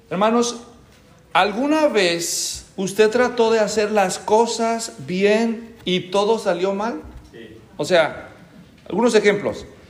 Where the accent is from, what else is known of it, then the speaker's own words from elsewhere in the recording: Guadalajara, Jalisco, Mexico; now in Tracy, United States; yo nací en Guadalajara, en México, hace muchos años